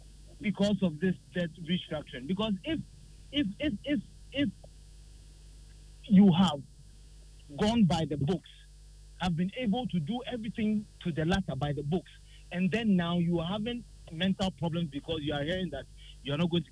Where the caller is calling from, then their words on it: Accra, Greater Accra, Ghana; calling from Asylum Down.